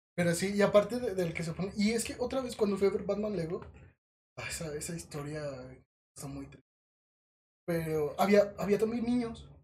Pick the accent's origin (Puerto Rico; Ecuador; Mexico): Mexico; como mexicanos consumidores de cine